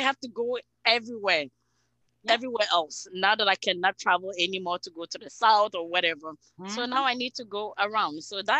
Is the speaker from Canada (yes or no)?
yes; Canada; also born or lived in Quebec; as a Canadian